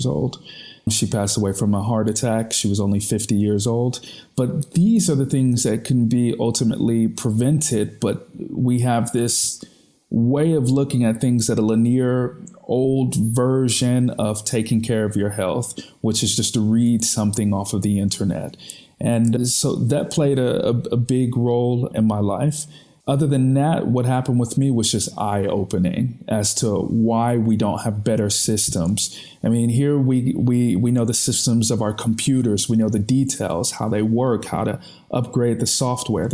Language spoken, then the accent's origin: English; United States; moved away as an adult; now in Austria; as an American